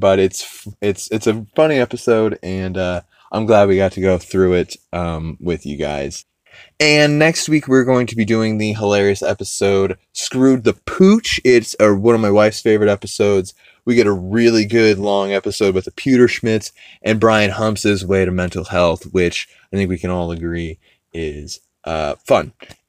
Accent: the South, United States; And like I said, as a Southerner, it just kept hitting me in all the right places.

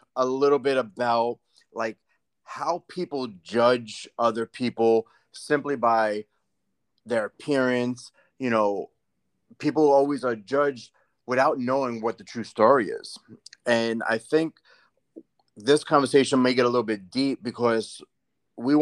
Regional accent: New York, United States; we grew up in New York.

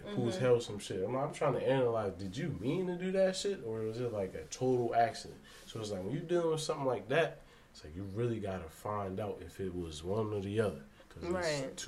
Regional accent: Baltimore, Maryland, United States; also born or lived in Kenya; my Baltimore side

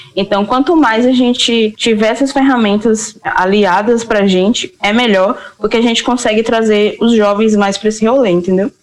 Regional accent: Santo Estêvão, Bahia, Brazil; moved away; also born or lived in Feira de Santana; eu sou de Santo Estevão

